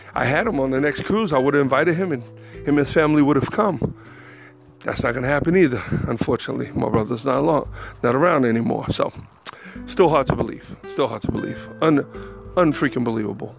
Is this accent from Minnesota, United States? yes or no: no; New York, United States; moved away as an adult; I, was raised in New York